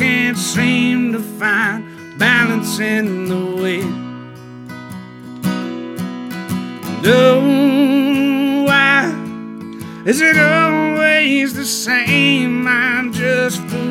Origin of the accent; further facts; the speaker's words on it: Hattiesburg, Mississippi, United States; I'm from Hattiesburg, Mississippi